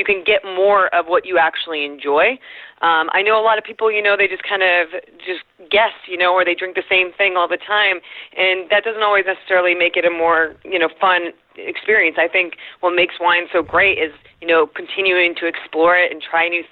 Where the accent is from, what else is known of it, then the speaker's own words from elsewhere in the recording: Southern California, United States; I grew up in Southern California in the 90s